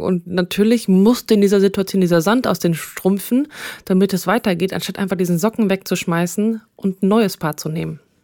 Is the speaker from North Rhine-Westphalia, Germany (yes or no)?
yes; Münsterland, North Rhine-Westphalia, Germany; ich komme aus dem Münsterland.